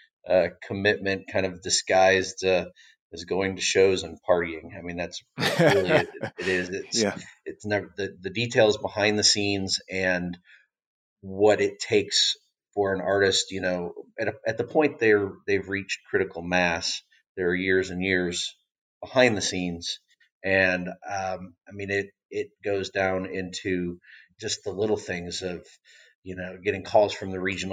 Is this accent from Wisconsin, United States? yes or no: yes; Racine, Wisconsin, United States; moved away; I'm a Wisconsin native from Racine